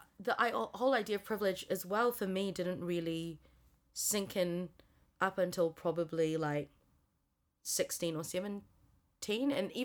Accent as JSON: {"language": "English", "region": "Auckland", "country": "New Zealand", "tie": "born or raised there", "said": "I've always felt Chinese, actually, and even when I was growing up in New Zealand."}